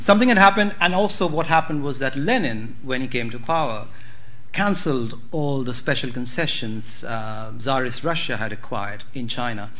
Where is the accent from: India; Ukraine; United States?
India; the sort of nationalist histories that I grew up on in India